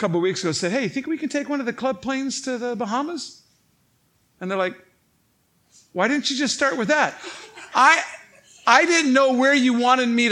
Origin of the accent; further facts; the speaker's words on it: Saint Paul, Minnesota, United States; St. Paul, Minnesota